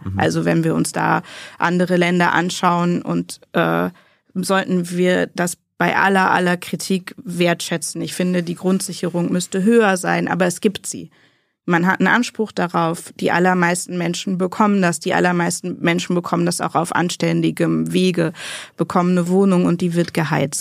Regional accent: western Münsterland, North Rhine-Westphalia, Germany; ich komme aus dem westlichen Münsterland. Ich bin an der niederländischen Grenze geboren.

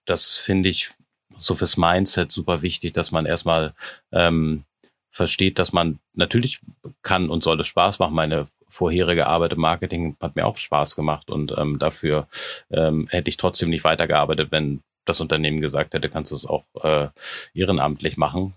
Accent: Hamburg, Germany; moved away as an adult; now in Berlin, Germany; Ich äh, lebe und wohne in Berlin jetzt seit sechs Jahren, komme eigentlich ursprünglich aus, aus Hamburg

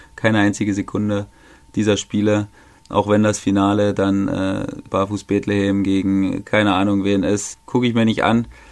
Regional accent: Germany; wir als Deutsche

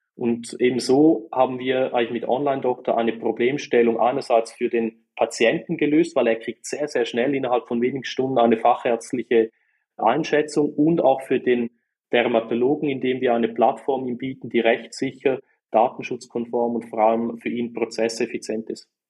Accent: St. Gallen, Switzerland; man hört es auch. Ich komme aus der wunderschönen Schweiz und ganz genau aus der Ostschweiz, aus äh, St. Gallen

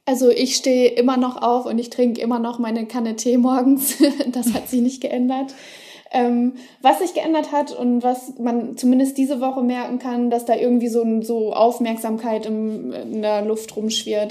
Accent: East Frisia, Lower Saxony, Germany; meiner Kindheit und meiner Jugend in Ostfriesland

